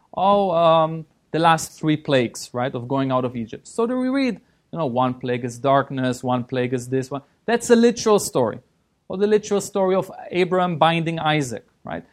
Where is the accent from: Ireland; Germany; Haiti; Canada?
Germany; moved away as an adult; also born or lived in Israel / London, United Kingdom; now in Los Angeles, United States; I was born in Israel. Uh, I grew up in Germany.